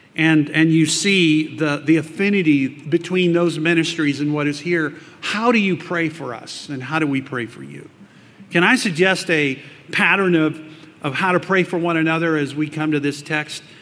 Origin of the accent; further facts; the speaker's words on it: South Texas, United States; I grew up in South Texas